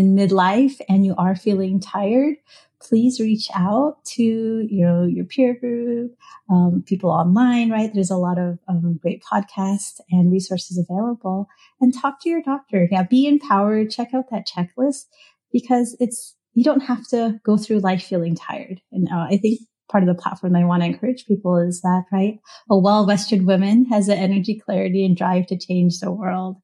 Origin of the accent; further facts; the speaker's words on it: California, United States; now in Hawaii, United States; I grew up in California and I first moved to Hawaii